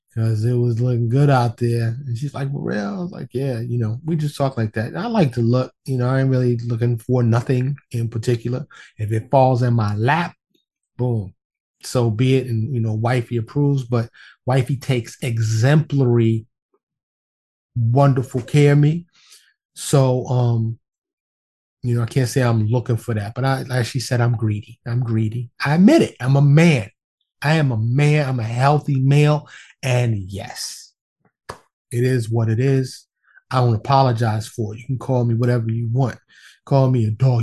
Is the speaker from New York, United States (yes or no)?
yes; New York City, New York, United States; now in Dallas, United States; born and raised in New York City, but I live in Dallas, outside of Dallas now